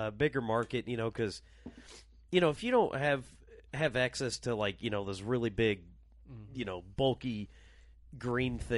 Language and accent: English; Rock Island, Illinois, United States; I grew up in Rock Island